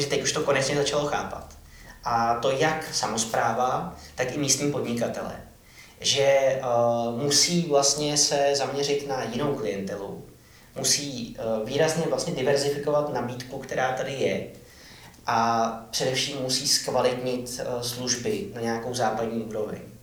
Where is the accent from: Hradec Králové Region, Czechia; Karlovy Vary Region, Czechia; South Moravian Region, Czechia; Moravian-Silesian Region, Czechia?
Karlovy Vary Region, Czechia; Karlovy Vary; also born or lived in Ostrov; jsem v něm opravdu vyrostl a strávil hmm. jsem tam vlastně většinu svého života